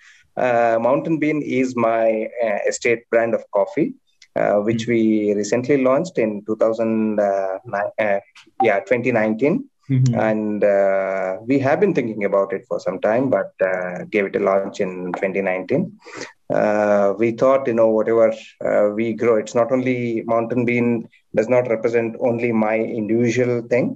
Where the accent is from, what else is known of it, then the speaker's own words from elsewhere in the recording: Chikmagalur, Karnataka, India; I have been born and brought up in my plantation. We are basically from Chikmagalur